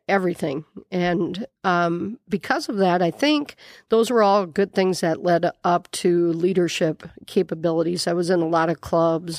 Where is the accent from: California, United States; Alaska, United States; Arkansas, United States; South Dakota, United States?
South Dakota, United States; Miller; now in Yankton, United States; I grew up in Miller, South Dakota